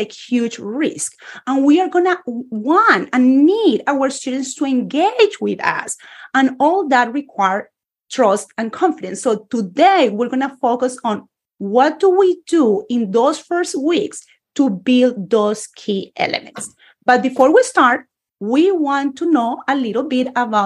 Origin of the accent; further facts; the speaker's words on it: Bogotá, Colombia; English is a second language; moved away; a Spanish teacher born and raised in Colombia